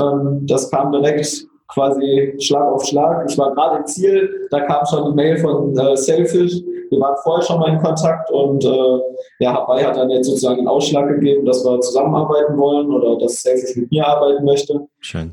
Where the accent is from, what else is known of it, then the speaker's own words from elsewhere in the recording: Oberhausen, North Rhine-Westphalia, Germany; bei uns in Oberhausen